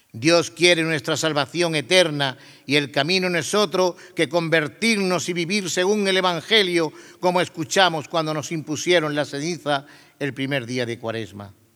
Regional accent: Torredonjimeno, Andalusia, Spain; now in Jaén, Spain; Aunque soy de Torredón Jimeno, hoy me siento jaenero

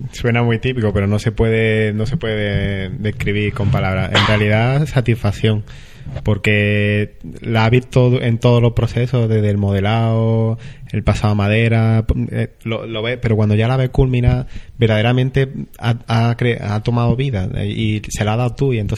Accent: Torre del Campo, Andalusia, Spain; la borriquita de, mi pueblo, de Torre del Campo, imaginaos lo que tuvo que ser bendecirla allí, rodeada de, de, de todos mis amigos, de toda mi familia

